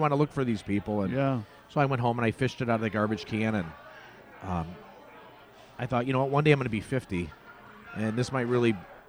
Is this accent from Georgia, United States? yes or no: no; Oakland, California, United States; I grew up in Gerald's